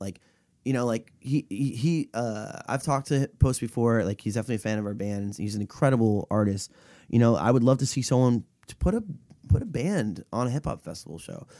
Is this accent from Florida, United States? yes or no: yes; Florida, United States; my hometown in Florida